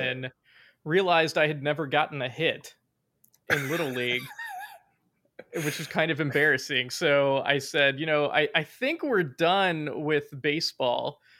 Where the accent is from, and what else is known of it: Virginia, United States; accent: southern